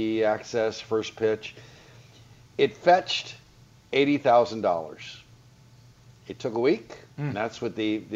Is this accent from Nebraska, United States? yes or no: no; Southern California, United States; growing up in Southern California, it was always summer